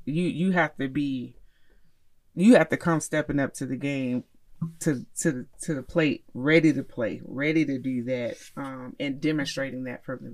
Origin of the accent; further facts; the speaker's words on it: Miami, Florida, United States; now in Charlotte, United States; I I grew up in Miami